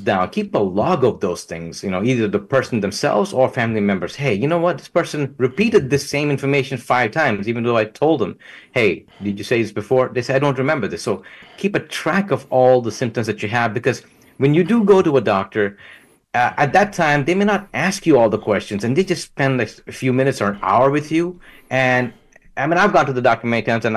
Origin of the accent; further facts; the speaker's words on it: Southeast Texas, United States; I come from Southeast Texas area where Jimmy Johnson was